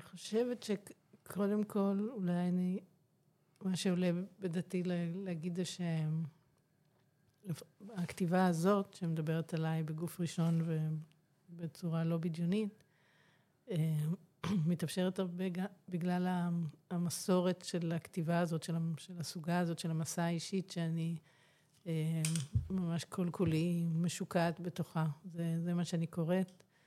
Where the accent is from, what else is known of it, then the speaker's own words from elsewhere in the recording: Ramat Gan, Tel Aviv District, Israel; also born or lived in Glasgow, Scotland; ואני נולדתי שם, אז ככה זה יוצא ש, אה, בקיצור, מגיל שנה אני פה, ברמת חן, ברמת גן.